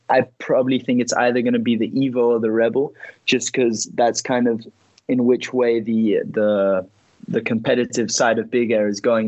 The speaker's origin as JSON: {"language": "English", "town": "Ibiza", "region": "Balearic Islands", "country": "Spain", "tie": "born or raised there", "also_born_or_lived": "Tarifa", "moved": "yes", "said": "I was born in Ibiza"}